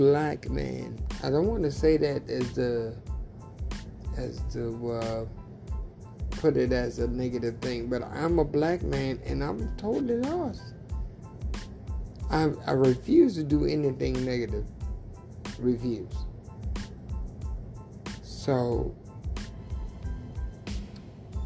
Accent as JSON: {"language": "English", "town": "Tylertown", "region": "Mississippi", "country": "United States", "tie": "born or raised there", "also_born_or_lived": "New Orleans, Louisiana", "moved": "yes", "lives_now": "Florida, United States", "said": "I grew up in Tylertown, Mississippi"}